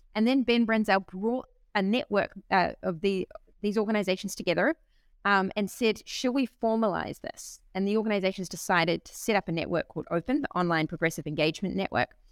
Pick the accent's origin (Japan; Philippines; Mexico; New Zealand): New Zealand; also born or lived in Berlin, Germany; now in Bologna, Italy; I'm a New Zealander.